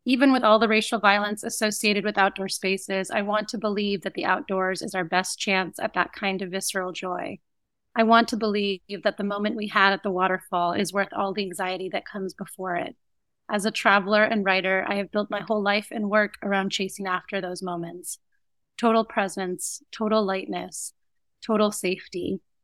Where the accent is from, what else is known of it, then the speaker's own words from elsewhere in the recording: United States; accent: American; also born or lived in Cape Town / Havana / Mexico City / Berlin; I had a different classification in Latin America than I did growing up in the States